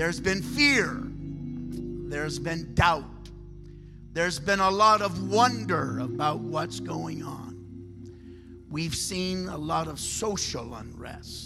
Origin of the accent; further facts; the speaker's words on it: Michigan, United States; I'm from Michigan